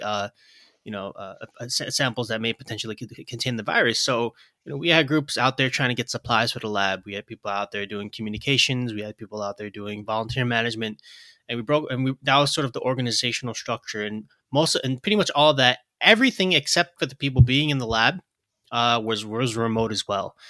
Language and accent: English; New York City, New York, United States; I'm a lifelong New Yorker. You know, I was born and raised in Brooklyn